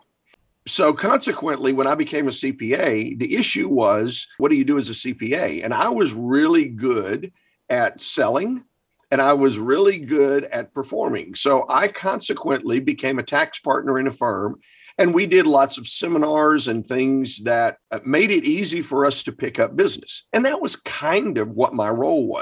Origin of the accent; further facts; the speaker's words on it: the Carolinas, United States; also born or lived in Baltimore, Maryland; when I was about 6, said, let's go back to the Carolinas where her family was